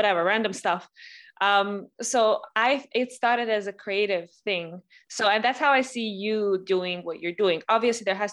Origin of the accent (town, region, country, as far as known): Serbia